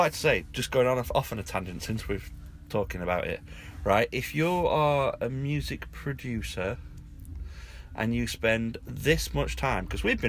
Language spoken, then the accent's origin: English; England, United Kingdom; accent: English